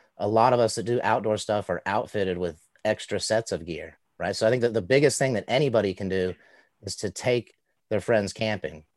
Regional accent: Southeast, United States; growing up in the Southeast with kind of ambiguously brown skin

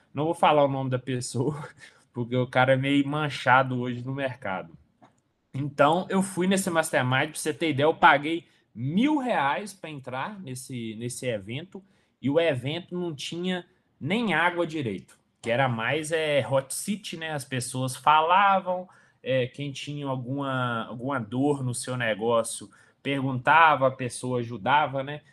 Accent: Coronel Fabriciano, Minas Gerais, Brazil; moved away as an adult; also born or lived in Nova Friburgo / Sete Lagoas; sou natural de Coronel Fabriciano

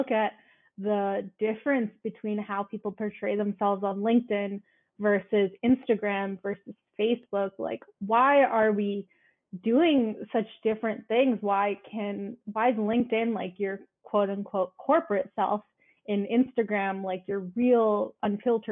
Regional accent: Canada; I'm a first generation. I was born in Canada. My parents are from India

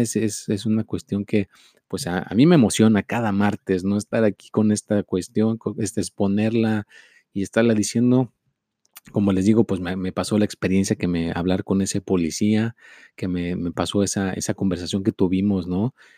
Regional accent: Mexico; yo soy mexicano

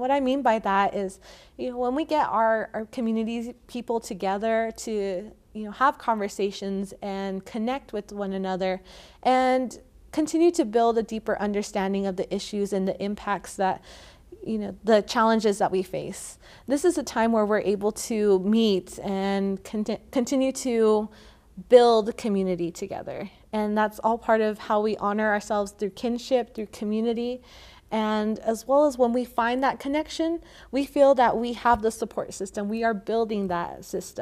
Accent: Santo Domingo Pueblo, New Mexico, United States; I am from the Pueblo of Santo Domingo

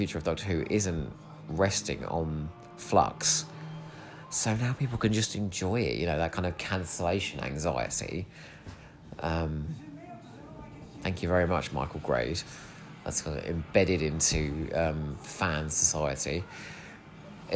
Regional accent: Eastbourne, South East England, United Kingdom; born or raised there

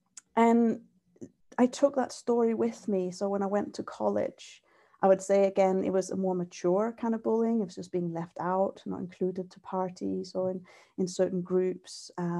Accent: Denmark; now in Scotland, United Kingdom; Yeah, so I grew up in Denmark, and when I was about 8, I changed schools.

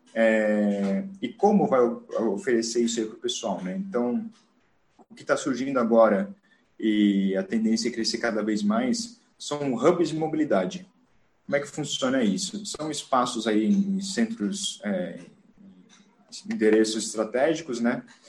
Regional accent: Joinville, Santa Catarina, Brazil; moved away as an adult; now in São Paulo, Brazil; sou natural de Joinville, Santa Catarina, Estou morando aqui em São Paulo é, aproximadamente aí 10 anos já.

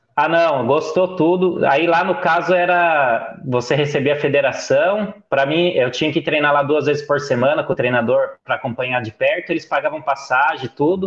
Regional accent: Bragança Paulista, São Paulo, Brazil; eu sou de Bragança Paulista, interior de São Paulo

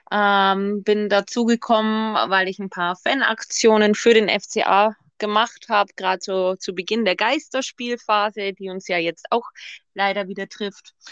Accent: Augsburg, Bavaria, Germany; Also, ich bin in Augsburg geboren, wohne auch noch tatsächlich in meinem Heimatort, der so 30 Kilometer südlich liegt.

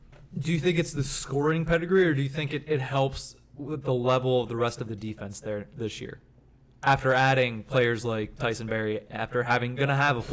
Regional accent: Pittsburgh, Pennsylvania, United States; we're from Pittsburgh.

